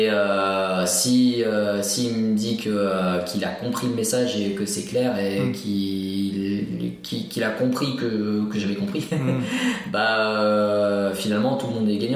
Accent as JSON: {"language": "French", "country": "France", "said": "on est français, hein"}